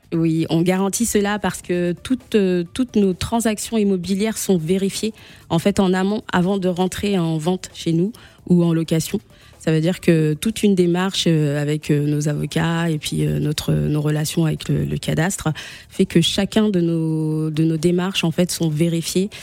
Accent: DR Congo; moved away; also born or lived in France; mon pays d'origine, euh, la République démocratique du Congo

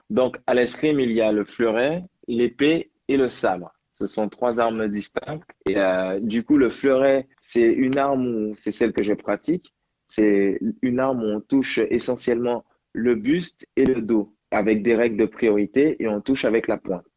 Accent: Guadeloupe; also born or lived in Paris; now in France; je suis de Guadeloupe

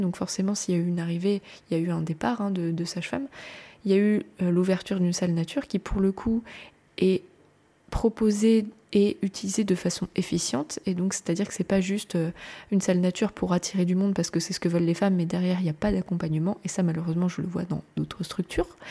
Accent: France; je suis française, je vous parle du pays que je connais

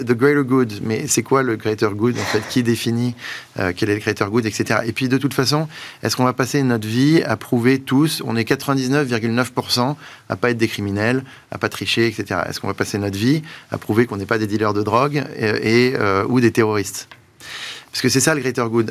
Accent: France; on est français

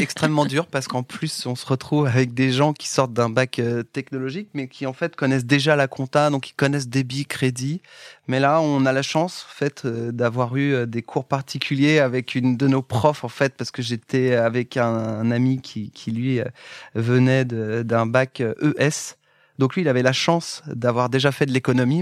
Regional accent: Châteauroux, Centre-Val de Loire, France; je viens historiquement du centre de la France où je suis né à côté de Châteauroux. Enfin, je suis né à Châteauroux.

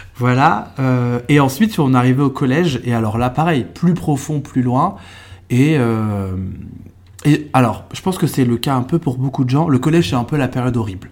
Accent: Trappes, Yvelines, moved to Eure-et-Loir, Centre-Val de Loire, France; now in Paris, France; je suis né dans les Yvelines, donc dans, dans un département, euh, français, euh, très populaire, même, je suis, enfin, je suis même, je suis né à Trappes

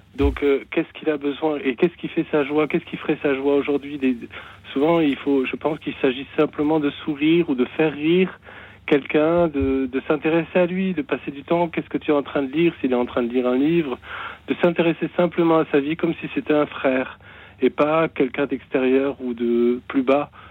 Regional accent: the South-West, south-west France, France; now in Meurthe-et-Moselle, France; c'est pas ma région, mais j'habite ici actuellement. Mhm. Euh, je suis originaire du Sud-Ouest

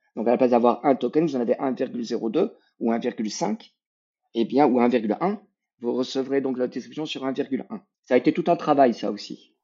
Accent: Quebec, Canada; on est québécois

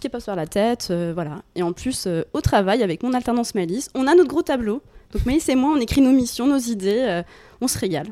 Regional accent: Bourgogne-Franche-Comté, France; moved away as an adult; now in Lyon, France; je viens de Franche-Comté

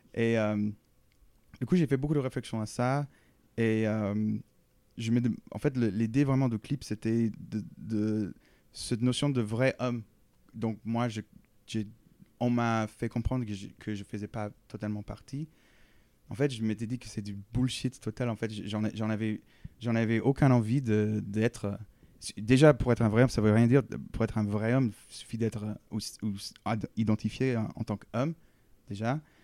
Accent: the southern United States, United States; now in Paris, France; dans le sud des États-Unis, c'est très, c'est un, lieu très guitaristique

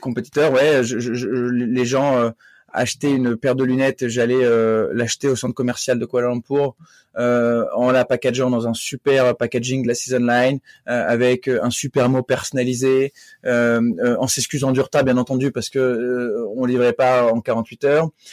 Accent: north of France, France; je suis originaire du nord de la France où j'ai grandi.

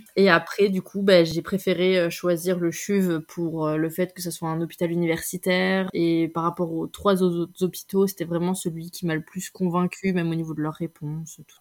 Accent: France; moved away as an adult; also born or lived in Belgium; now in Switzerland; je suis française

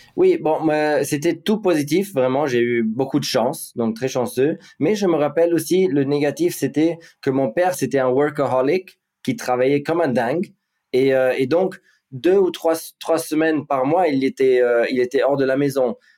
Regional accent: Monaco; also born or lived in Wiesbaden, Germany / Ibiza, Spain; la chance de grandir à Monaco. Euh, où j'ai fait toute ma vie scolaire et tout

